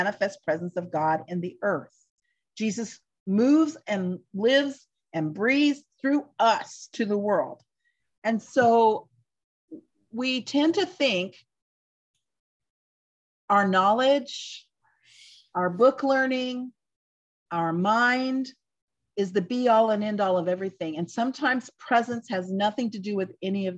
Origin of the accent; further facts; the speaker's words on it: United States; I'm just speaking as an American Christian, part of us as American Christians